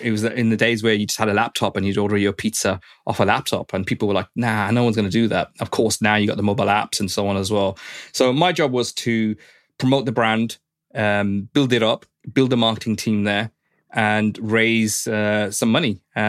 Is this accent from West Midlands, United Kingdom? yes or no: yes; Birmingham, West Midlands, United Kingdom; I was born and bred in Birmingham.